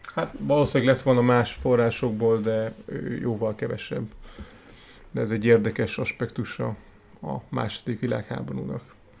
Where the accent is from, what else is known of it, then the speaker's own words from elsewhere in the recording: Hungary; magyarok vagyunk